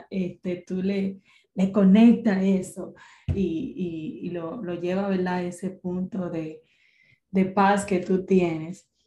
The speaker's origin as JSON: {"language": "Spanish", "country": "Venezuela", "also_born_or_lived": "Florida", "moved": "yes", "said": "yo soy venezolana"}